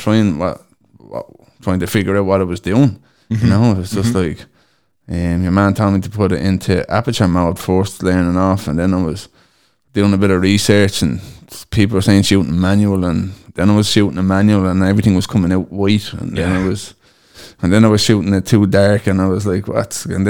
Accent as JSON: {"language": "English", "town": "Dublin", "region": "Leinster", "country": "Ireland", "lives_now": "Cork, Ireland", "said": "just in case anybody wants to know. I'm originally from Dublin, and I've been living in Cork now nearly 8 years."}